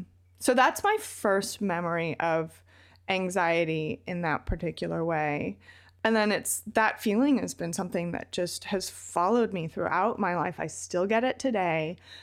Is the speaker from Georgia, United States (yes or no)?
yes; Athens, Georgia, United States; also born or lived in Reno; when I was five and we moved from Reno to Athens, Georgia, where my dad had gotten a job as a postdoc at the University of Georgia.